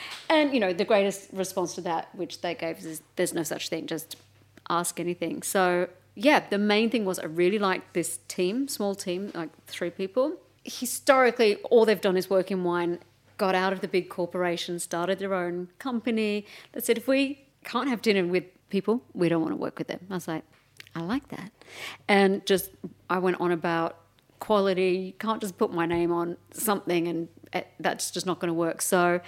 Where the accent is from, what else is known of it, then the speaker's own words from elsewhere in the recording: Melbourne, Victoria, Australia; Melbourne, yeah.